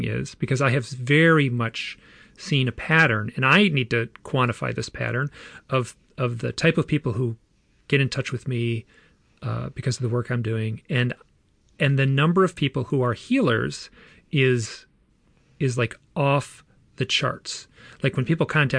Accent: Michigan, United States; I was born and raised in Michigan

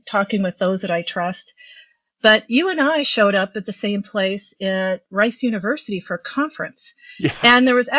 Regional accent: Midwest, United States; I'm just a Midwesterner

